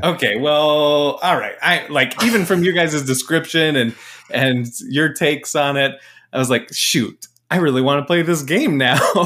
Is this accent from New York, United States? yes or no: no; Mesa, Arizona, United States; moved away; also born or lived in Portland; I was born in Mesa